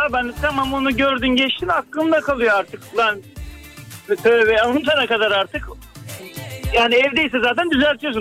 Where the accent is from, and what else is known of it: Istanbul, Turkey